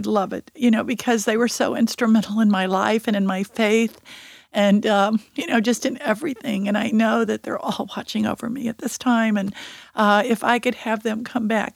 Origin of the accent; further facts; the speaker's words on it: Texas, United States; moved away; I was from Texas, born and raised in Texas